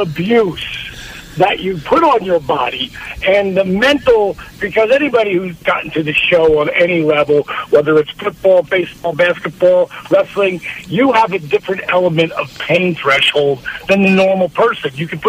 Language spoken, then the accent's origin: English; New Jersey, United States; now in Atlanta, United States; Considering I grew up in New Jersey?